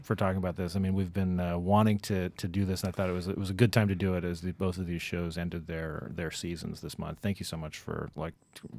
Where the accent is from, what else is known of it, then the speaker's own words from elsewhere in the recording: Midwest, United States; when I was growing up in the Midwest, like the Connors, like, were the only people from the Midwest